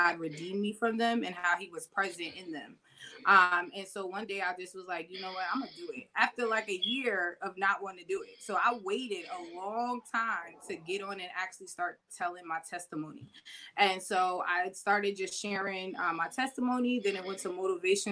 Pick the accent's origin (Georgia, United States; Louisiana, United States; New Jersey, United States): New Jersey, United States; Vauxhall; also born or lived in Maplewood, New Jersey; now in Bloomfield, United States; I'm from Vauxhall, New Jersey. I grew up there. I was raised there until about 20